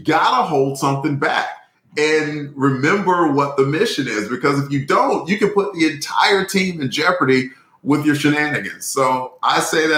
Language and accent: English; Alabama, United States; accent: Alabama; my Alabama accent